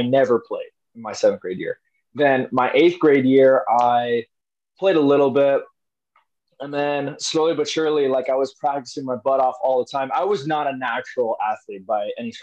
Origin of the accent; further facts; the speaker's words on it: Arizona, United States; also born or lived in New Jersey; I grew up here in Arizona, but I was born in New Jersey. We moved here when I was like three, so I don't really remember anything else other than Arizona.